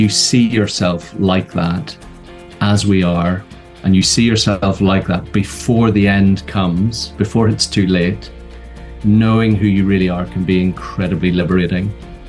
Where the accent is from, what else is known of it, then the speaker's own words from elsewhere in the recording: Tennessee, United States; born there; I was born in Tennessee. So 18 months before you came along, I came along in Tennessee.